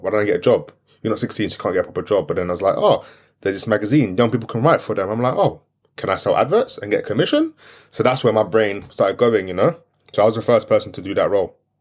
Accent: London, United Kingdom; first language French; English is a second language; I grew up in East London, Brick Lane, Aldgate

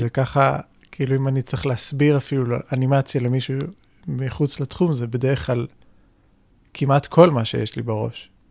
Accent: Israel; אצלנו בישראל

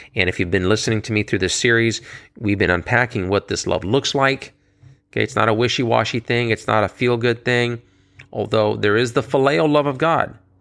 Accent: United States; here in America, being an American

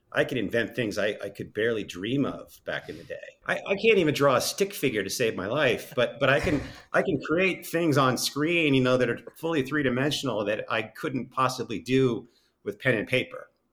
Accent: East Coast, United States; moved away; I grew up on the East Coast

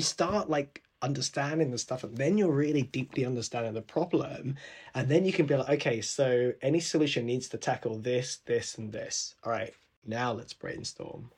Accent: London, United Kingdom; my family's Sri Lankan I was born here in London but my parents grew up in Sri Lanka

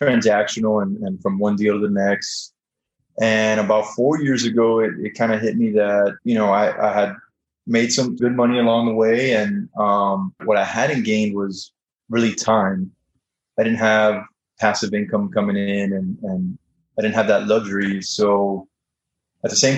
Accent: South Florida, United States; moved away as an adult; now in Dallas, United States; I'm originally from South Florida, and now I live in Dallas

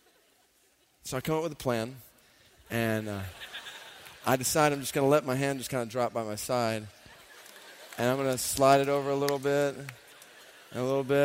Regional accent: Stone Mountain, Georgia, United States; I grew up in Stone Mountain, Georgia

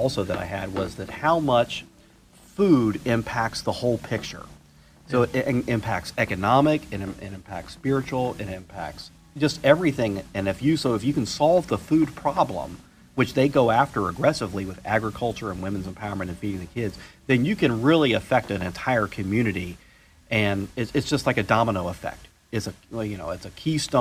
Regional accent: Florida, United States; now in Myrtle Beach, United States; I grew up in Florida

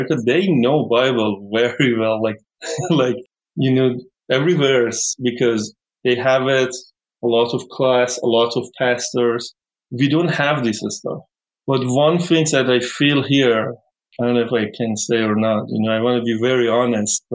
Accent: Iran; English is a second language; moved away; when I say I'm from Iran, they tell me, oh, you have a lot of desert

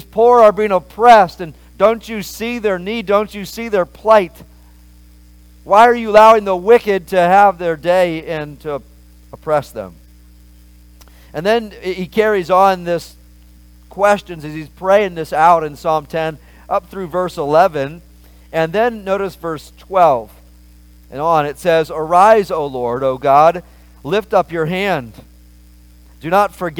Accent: Maryland, United States; I grew up in Maryland and in America

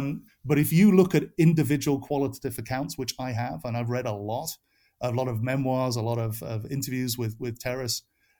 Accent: United Kingdom; now in United States; as you can tell from my accent, it's a little fluid, but I am from the UK, but I am an American citizen. I've lived in America for 20 years.

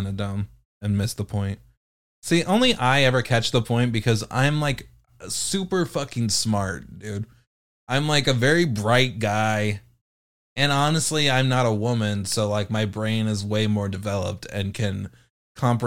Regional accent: United Kingdom; I'm British.

